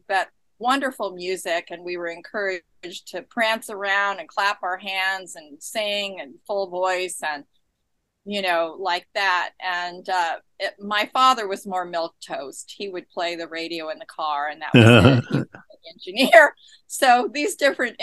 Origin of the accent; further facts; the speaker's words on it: San Diego, California, United States; now in Scottsdale, United States; I'm from San Diego originally, and I grew up in San Diego